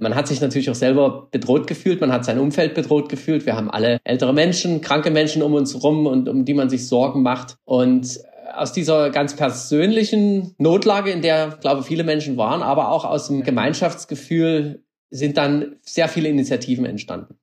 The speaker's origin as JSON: {"language": "German", "country": "Germany", "moved": "yes", "lives_now": "Austria", "said": "das Land, wo ich herkomme, das kenne ich als ein Land von Denkern und Innovationen"}